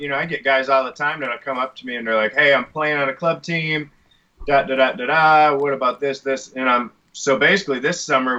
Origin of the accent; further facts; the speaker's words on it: Michigan, United States; moved away; I came from Michigan